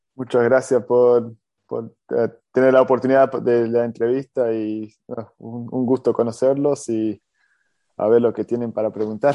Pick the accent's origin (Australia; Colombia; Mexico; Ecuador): Australia; Sydney, New South Wales; also born or lived in Adrogué, Argentina / Pinamar, Argentina; a los ocho años vine a Australia, viví, tengo, tengo 40 hoy día, eh, tengo una familia con, con tres hijos y eso sí que me, me crié aquí jugando al fútbol